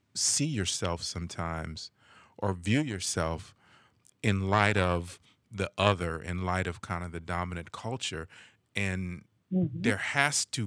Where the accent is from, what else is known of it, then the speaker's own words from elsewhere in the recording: Los Angeles, California, United States; I grew up in Los Angeles, in the area of LA they call South Central